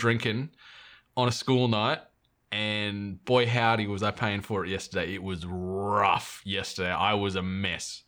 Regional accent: New South Wales, Australia; moved away; we're both from New South Wales originally

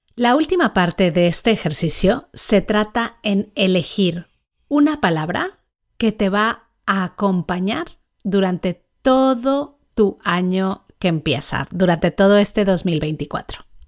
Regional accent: Mexico; Yo nací en México, crecí allí

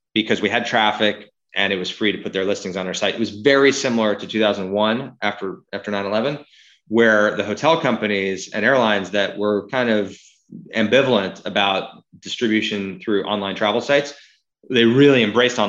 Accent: New York, United States; also born or lived in Seattle, Washington; now in Los Angeles, United States; I grew up here in New York and then here in LA, but then I found myself in Seattle for 15 years

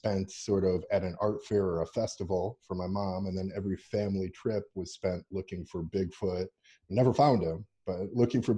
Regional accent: Chicago, Illinois, United States; also born or lived in Ohio / Togo; I was born in Ohio, grew up in Chicago, South Side.

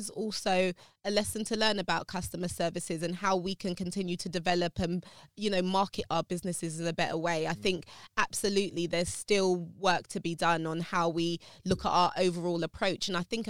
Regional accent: London, United Kingdom; I'm, like I said, I'm from South London, near Brixton.

